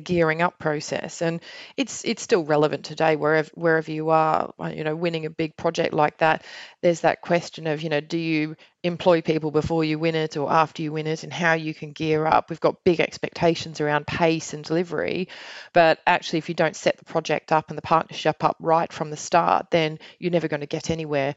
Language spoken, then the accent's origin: English; Australia; now in United Kingdom; I'm Australian